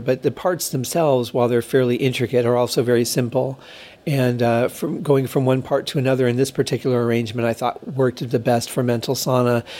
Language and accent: English; Michigan, United States; now in Las Vegas, United States; growing up in Michigan and what the winters were like